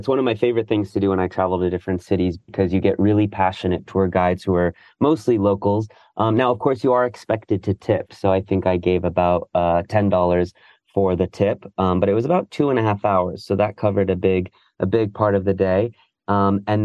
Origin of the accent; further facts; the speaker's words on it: United States; also born or lived in New York / San Francisco; I'm American